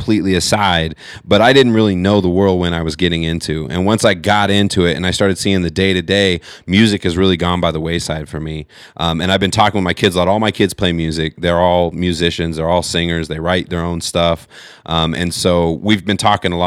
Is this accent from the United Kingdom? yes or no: no; California, United States; I grew up in California